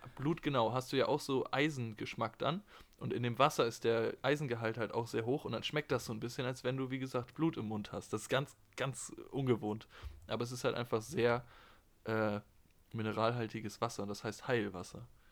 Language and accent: German; Germany; bei uns in Deutschland